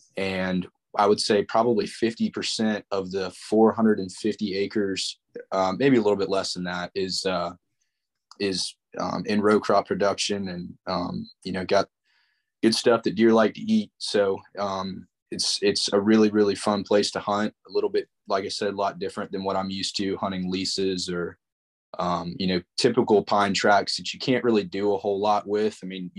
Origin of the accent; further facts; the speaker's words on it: Charleston, South Carolina, United States; born there; I was born in Charleston, went to Wando High School, played football and baseball there.